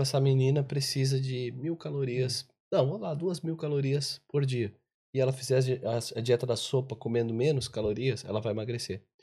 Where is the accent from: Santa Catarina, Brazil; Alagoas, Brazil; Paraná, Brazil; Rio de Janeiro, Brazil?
Santa Catarina, Brazil; Eu sou de Santa Catarina